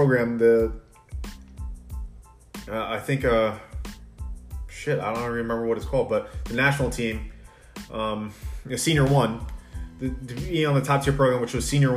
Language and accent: English; Long Island, New York, United States; growing up on Long Island